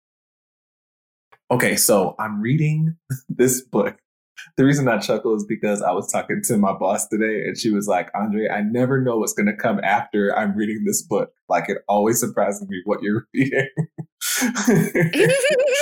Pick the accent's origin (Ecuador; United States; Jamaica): Jamaica; I'm Jamaican. I didn't want my Jamaicanness to be erased.